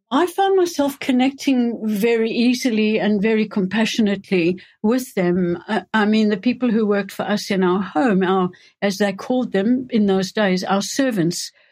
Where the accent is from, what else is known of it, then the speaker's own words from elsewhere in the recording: South Africa; moved away as an adult; also born or lived in Johannesburg / England; now in United Kingdom; I was born and grew up in South Africa